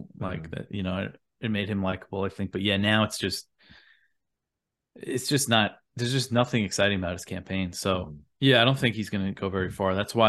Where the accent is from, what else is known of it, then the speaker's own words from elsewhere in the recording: Long Island, New York, United States; I'm from Long Island